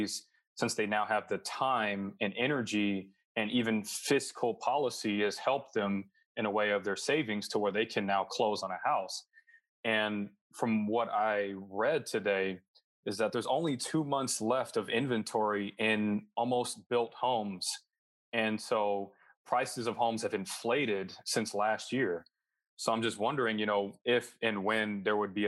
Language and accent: English; Boston, Massachusetts, United States; moved away; also born or lived in California; I'm a Bostonian